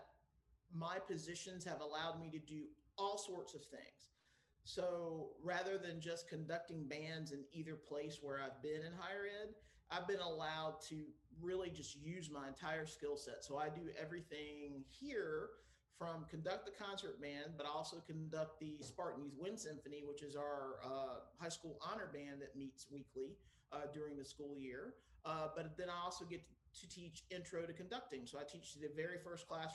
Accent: southeastern coast of North Carolina, United States; moved away; on the southeastern coast of North Carolina at the beach

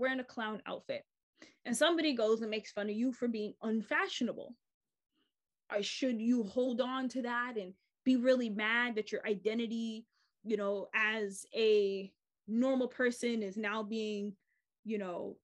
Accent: United States; I'm an American and I am Black and like mixed, but like, I'm not African American

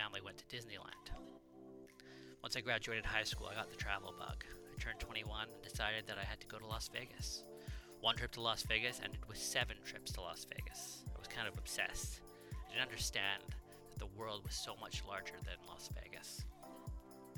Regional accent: Canada; I'm a Canadian, 40 years old.

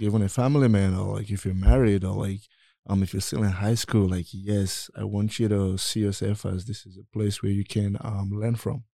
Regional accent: Nigeria; I'm from Nigeria

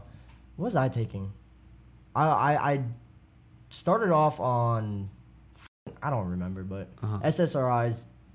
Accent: United States; I grew up in America, so my Vietnamese was only from what I know at home and what they spoke.

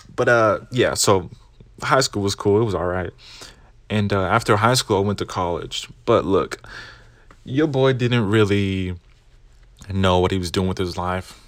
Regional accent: Arkansas, United States; I'm Mexican proudly from Arkansas

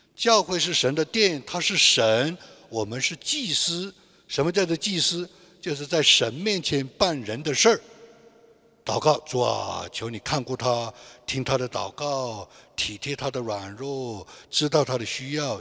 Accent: China; moved away; 我们大陆人

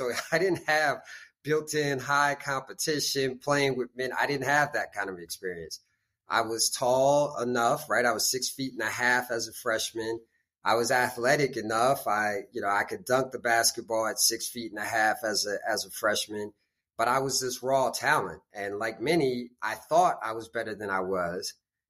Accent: Beirut, Beirut Governorate, Lebanon; born there; also born or lived in United States; Yeah, I was born in the Middle East. I was born in Beirut, Lebanon. And then kind of split my time between the States and the Middle East until I went to college.

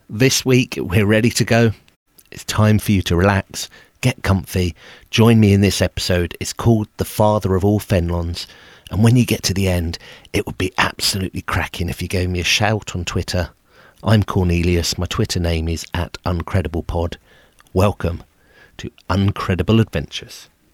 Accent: England, United Kingdom; I'm an Englishman.

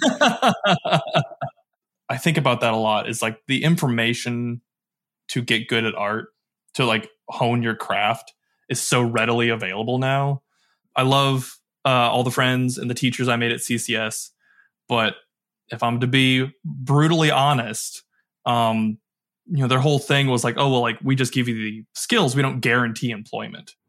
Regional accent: Michigan, United States; also born or lived in Detroit / Kalamazoo; I grew up in Michigan, Detroit, Kalamazoo, or kinda like the main two spots that I did most of my growing up

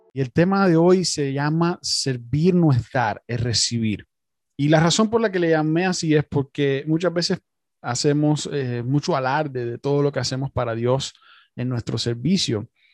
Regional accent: Cuba; yo también soy cubano

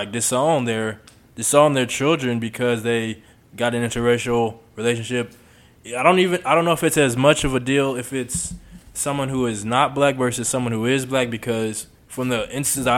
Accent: Houston, Texas, United States; moved away as an adult; also born or lived in Arkansas; I grew up in Houston. Growing up in Houston

